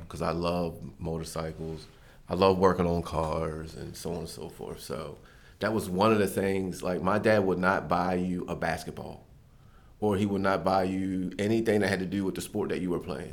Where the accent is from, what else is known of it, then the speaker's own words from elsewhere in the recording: Westminster, Maryland, United States; I grew up in Westminster, Maryland